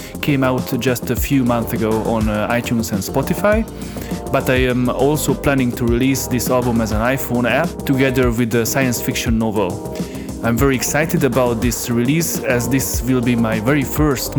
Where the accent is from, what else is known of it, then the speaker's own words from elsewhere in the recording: Budapest, Hungary; I grew up in Budapest, in Hungary